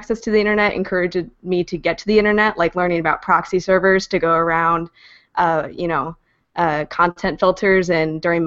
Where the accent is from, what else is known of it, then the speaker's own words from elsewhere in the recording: Kentucky, United States; now in Philadelphia, United States; I'm actually originally from Kentucky